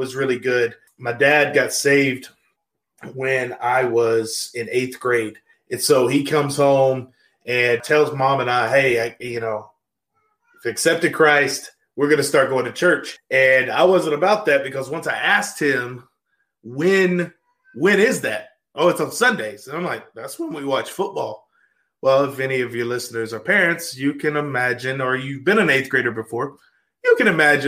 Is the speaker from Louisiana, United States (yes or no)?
yes; Louisiana, United States; moved away as an adult; also born or lived in Arkansas; now in Tulsa, United States; I grew up in Louisiana. If you are the listeners have seen the show Duck Dynasty, that is my hometown.